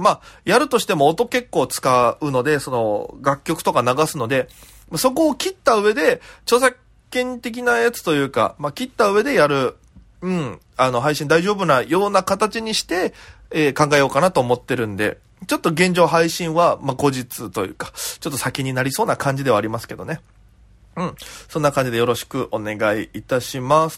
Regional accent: Okinawa, Japan; moved away as an adult; now in Tokyo, Japan; 僕沖縄出身なんで

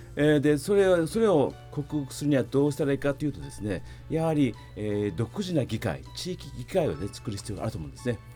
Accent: Ishigaki, Okinawa, Japan; moved away as an adult; also born or lived in Naha / Palau / Guam; 私は石垣島で生まれましたけど

